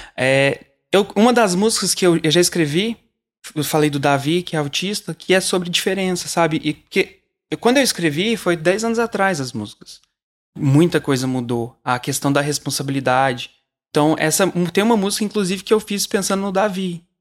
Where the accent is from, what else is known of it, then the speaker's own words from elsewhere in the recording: Uberlândia, Minas Gerais, Brazil; Eu sou de Uberlândia, eu vim pra, pra São Paulo